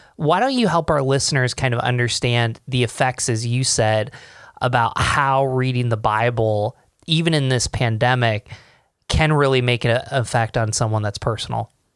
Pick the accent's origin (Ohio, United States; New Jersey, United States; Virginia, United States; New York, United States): New York, United States; Rochester; we're from Rochester